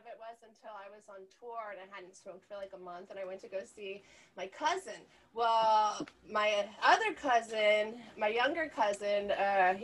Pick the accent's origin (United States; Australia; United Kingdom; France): United States; Kingsville, Texas; moved away as an adult; also born or lived in Ohio / Austin, Texas; now in California, United States; Well, I was born in Ohio. My family are migrant workers, so we worked in Ohio. And then we moved to Texas after that, and I was raised in a small little South Texas town called Kingsville